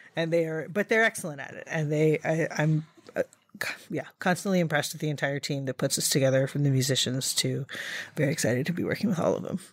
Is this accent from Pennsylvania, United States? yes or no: yes; Reading, Pennsylvania, United States; now in New York, United States; I grew up in Reading, Pennsylvania